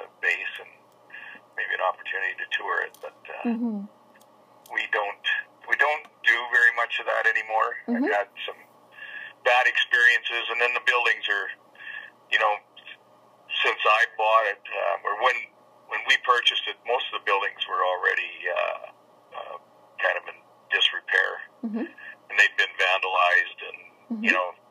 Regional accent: Quill Lake, Saskatchewan, Canada; I'm from Quill Lake originally

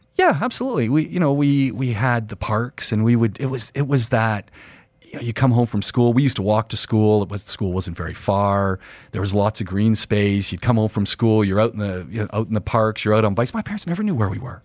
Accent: Ajax, Ontario, Canada; moved away; also born or lived in Montreal; I'm a Canadian, so I, I grew up, uh, in Ontario, so people who know Canada, outside Toronto, about twenty minutes outside Toronto in a town called Ajax

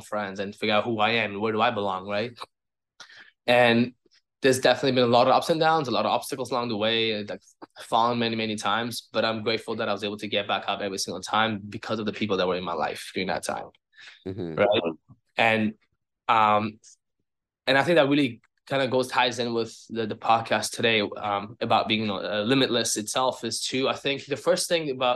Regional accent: Uzbekistan; now in Toronto, Canada; I'm from Uzbekistan. I've been here in Toronto for 17 years now.

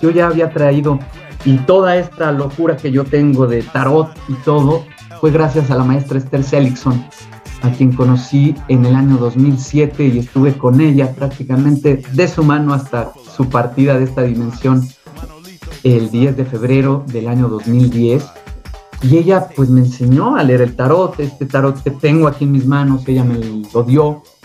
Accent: Mexico City, Mexico; born or raised there

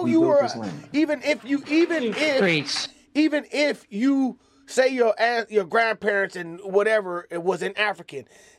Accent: Japan; I'm Asian. I'm from Japan.

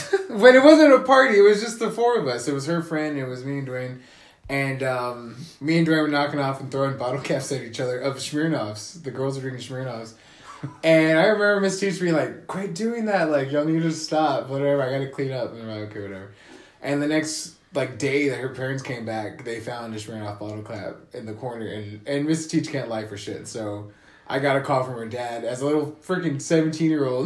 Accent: United States; I'm American

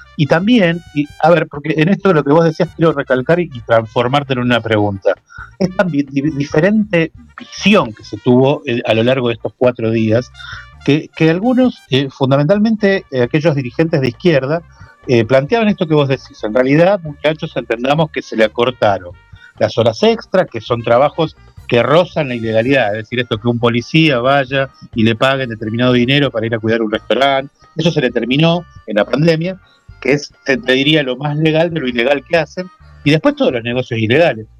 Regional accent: Avellaneda, Buenos Aires Province, Argentina; Nosotros somos de Avellaneda, de zona

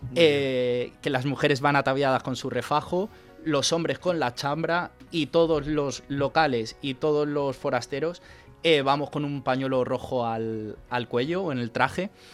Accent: Leganés, Community of Madrid, Spain; also born or lived in Ibahernando, Cáceres, Extremadura; yo soy de Leganés, pero yo he crecido allí. Estuve allí viviendo con mis abuelos un par de añitos

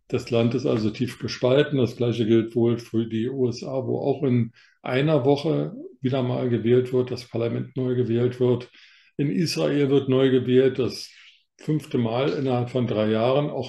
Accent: Northern Germany, Germany; now in Bavaria, Germany; ich bin Norddeutscher, komme aus der norddeutschen Tiefebene und bin nach Bayern verschlagen.

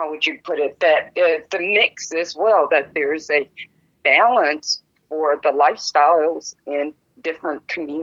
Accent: Las Vegas, Nevada, United States; I was born and raised here in Las Vegas

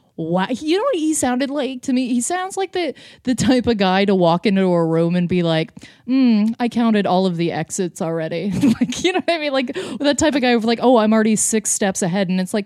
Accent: Lindsay, Ontario, Canada; Anyway, so I grew up in Lindsay, Ontario, which is just basically... I went to kind of like the hillbilly high school.

